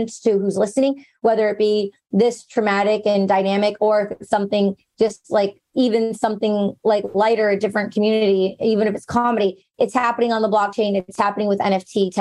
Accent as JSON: {"language": "English", "town": "Detroit", "region": "Michigan", "country": "United States", "said": "I'm from Detroit"}